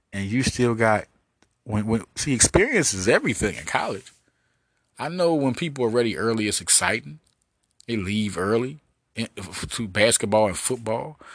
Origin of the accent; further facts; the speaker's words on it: Arkansas, United States; I was raised in Arkansas